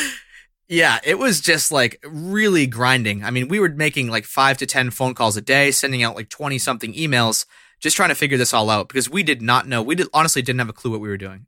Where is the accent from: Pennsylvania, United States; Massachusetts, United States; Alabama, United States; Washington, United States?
Massachusetts, United States; central; the central Massachusetts area where I'm located right now